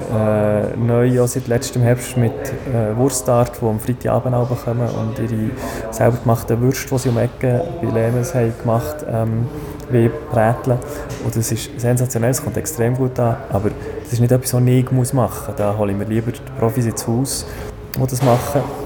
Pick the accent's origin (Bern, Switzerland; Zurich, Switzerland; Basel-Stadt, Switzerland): Bern, Switzerland; Niederscherli; ich bin in Niederscherli aufgewachsen